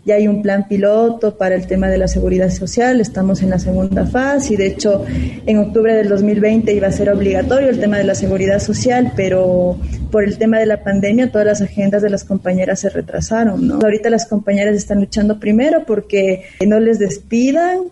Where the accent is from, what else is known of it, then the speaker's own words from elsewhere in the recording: Ecuador; moved away; yo soy de, de Ecuador